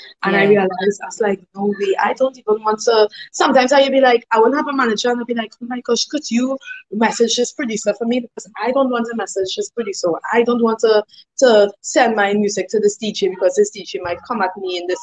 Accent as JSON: {"language": "English", "country": "Trinidad & Tobago", "accent": "Trini", "moved": "yes", "said": "Now, I've always keep my accent, Trini accent, pure and local."}